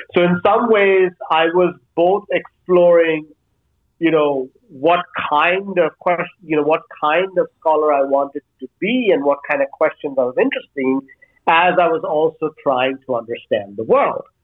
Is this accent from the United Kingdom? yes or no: no; India; moved away as an adult; now in Denmark; I grew up in India. So in some ways, the first 18 years of my life, I was in and around